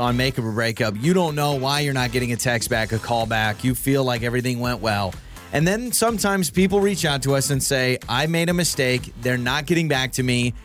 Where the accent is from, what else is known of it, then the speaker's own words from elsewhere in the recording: North Idaho, United States; moved away; I'm from North Idaho where there's bears all the time in the wild, and they show up to your back door